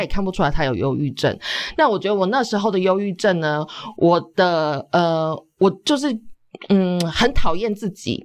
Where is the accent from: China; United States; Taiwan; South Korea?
Taiwan; also born or lived in Australia